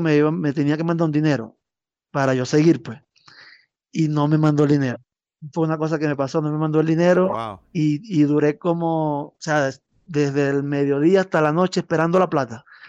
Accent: Cumaná, Sucre, Venezuela; moved away as an adult; also born or lived in Maturín, Venezuela / Colombia; now in La Paz, Bolivia; yo soy de Cumaná

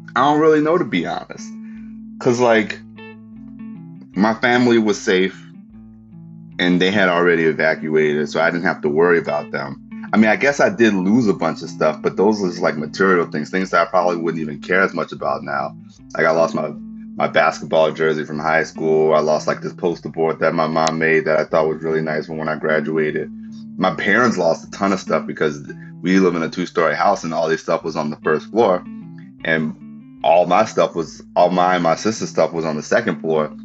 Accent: New Orleans, Louisiana, United States; moved away; I'm like extra like proud to say that I'm from New Orleans these days

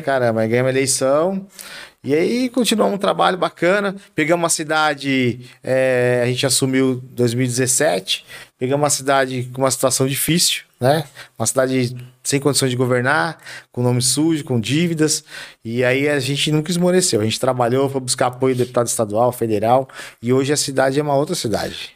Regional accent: Carapicuíba, São Paulo, Brazil; eu nasci em Carapicuíba, em 75, do Santa Clara, Carapicuibano da Gema.

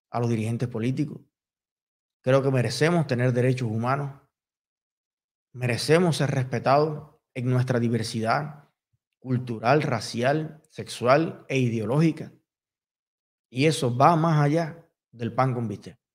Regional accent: Cuba; Y yo también soy cubano.

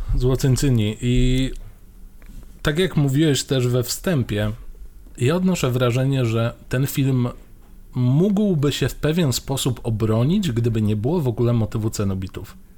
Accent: Mielec, Subcarpathian Voivodeship, Poland; moved away; u siebie w Mielcu

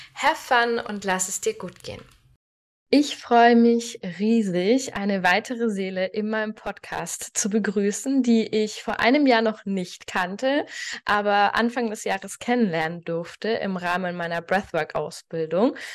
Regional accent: Nuremberg, Bavaria, Germany; in meiner Heimat in Nürnberg

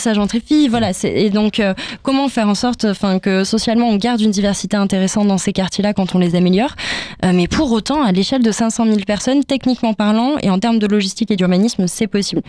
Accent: Toulouse, Occitania, France; nous, on est de Toulouse

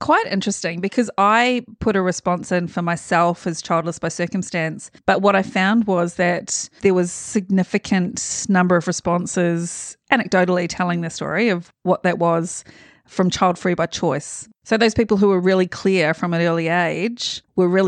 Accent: New Zealand; now in Australia; I'm a Kiwi.

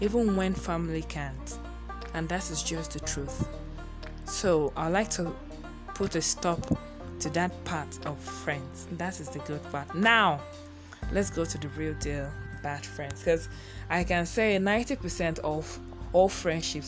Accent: Nigeria; As a Nigerian person, as a Nigerian girl, as a Nigerian woman that I am

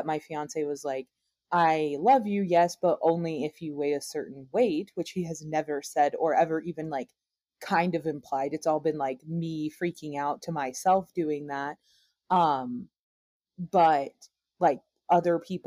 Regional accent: the South, United States; growing up in the South

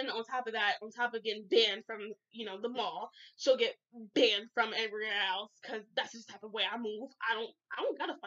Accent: Asbury Park, New Jersey, United States; I was raised in Asbury. You could take the girl out of the hood, even though I still live here.

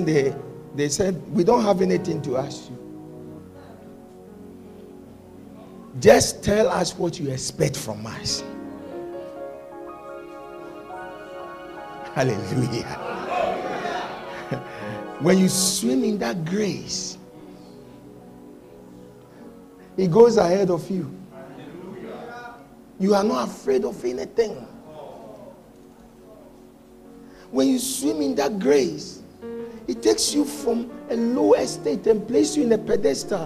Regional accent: Accra, Greater Accra, Ghana; I come from Bukom

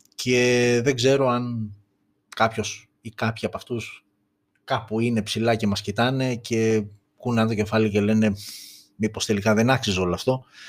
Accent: Greece; είμαστε Έλληνες, είμαστε περήφανοι που είμαστε Έλληνες

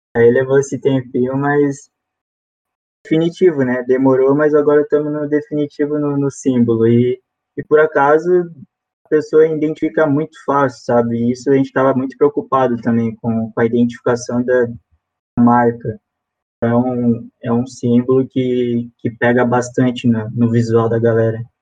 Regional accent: Jaraguá do Sul, Santa Catarina, Brazil; A gente é de Jaraguá, né? Somos de Jaraguá.

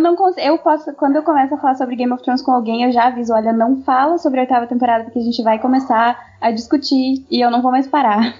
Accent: South Region, Brazil; eu tenho 22 anos, eu sou formada em Relações Internacionais, sou do sul do Brasil.

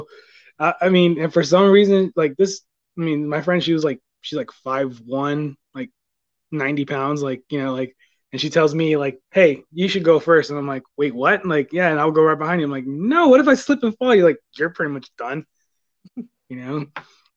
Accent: Southern California, United States; now in Texas, United States; I grew up in Southern California

